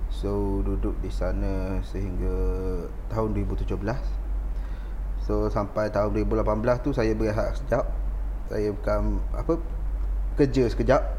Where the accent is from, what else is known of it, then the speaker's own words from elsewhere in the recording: Terengganu, Malaysia; moved away as an adult; now in Changlun, Malaysia; Saya asal daripada dari Terengganu.